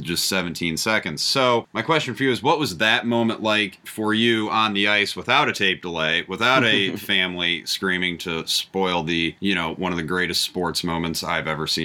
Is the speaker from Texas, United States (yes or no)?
no; Chicago, Illinois, United States; We're from the Chicago area